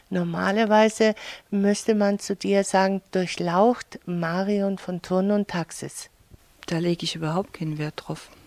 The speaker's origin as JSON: {"language": "German", "town": "Mannheim", "region": "Baden-Württemberg", "country": "Germany", "moved": "yes", "lives_now": "Allgäu, Germany", "said": "Ich komme aus Mannheim."}